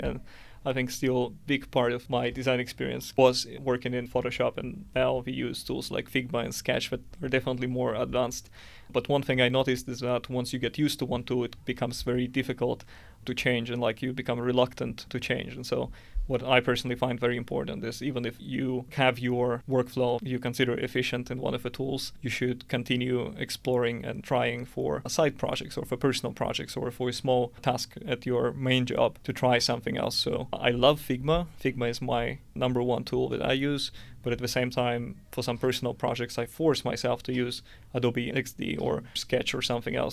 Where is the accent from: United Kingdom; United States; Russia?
Russia; Siberia; moved away as an adult; now in Helsinki, Finland; I'm originally from Siberia